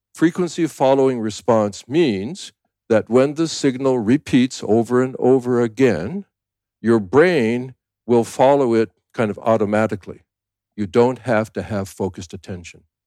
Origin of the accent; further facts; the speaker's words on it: Canada; also born or lived in United States; now in Thailand; I'm a Canadian born, a U S citizen, live in Thailand